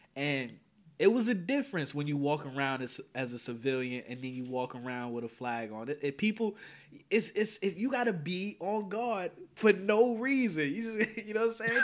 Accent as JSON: {"language": "English", "town": "Teaneck", "region": "New Jersey", "country": "United States", "tie": "born or raised there", "said": "I'm from Teaneck, New Jersey, born and raised"}